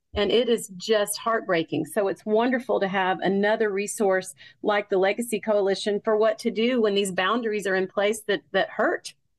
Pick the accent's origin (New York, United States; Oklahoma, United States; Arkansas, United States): Arkansas, United States; Fort Smith; I'm from Fort Smith, Arkansas